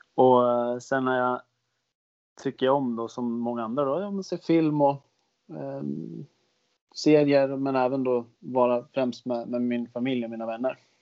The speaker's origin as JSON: {"language": "Swedish", "town": "Västerås", "region": "Västmanland", "country": "Sweden", "tie": "born or raised there", "said": "jag gick ett program som heter, heter Europaprogrammet. Jag tror inte det finns kvar i Västerås"}